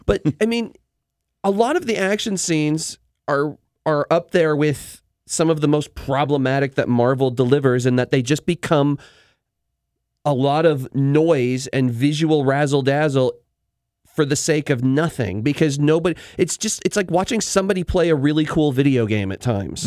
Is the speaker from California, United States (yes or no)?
no; Spokane, Washington, United States; growing up in Spokane, we had the Magic Lantern Theater